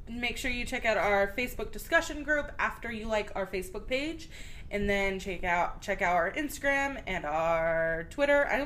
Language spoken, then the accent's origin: English; El Paso, Texas, United States; born there; also born or lived in Wichita Falls; So, but yeah, I was born in El Paso, and then we lived in Wichita Falls, and then we moved out of state, and then back to Wichita.